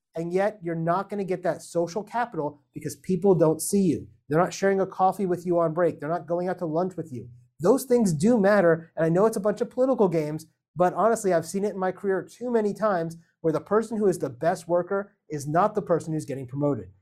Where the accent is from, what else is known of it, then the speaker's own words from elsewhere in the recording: Miami, Florida, United States; moved away; I'm from Miami originally